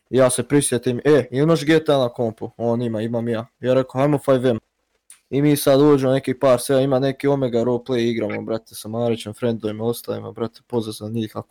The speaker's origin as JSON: {"language": "Croatian", "country": "Croatia", "said": "ja sam iz Hrvatske"}